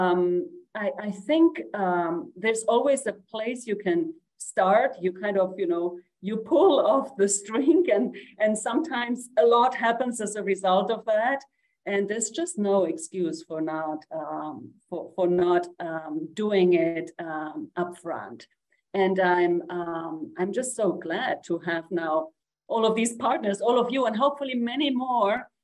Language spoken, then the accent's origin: English; Uruguay; I'm from Uruguay. I'm a woman from the global south